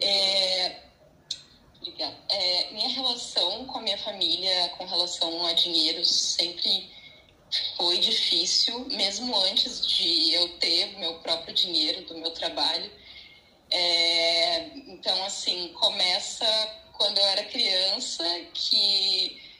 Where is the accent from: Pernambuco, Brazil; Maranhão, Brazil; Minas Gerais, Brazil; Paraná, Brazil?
Paraná, Brazil; Curitiba; also born or lived in São Paulo; eu sou de Curitiba, né, e eu fui morar em São Paulo